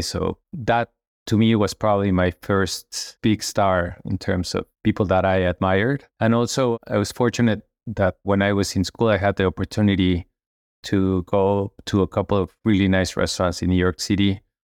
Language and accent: English; Mexico City, Mexico; I was raised in Mexico City just a normal kid going to school in a large city.